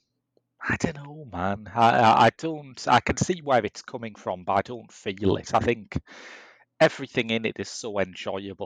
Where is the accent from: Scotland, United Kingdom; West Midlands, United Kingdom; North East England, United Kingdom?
North East England, United Kingdom; Middlesbrough; growing up in Middlesbrough in the 80s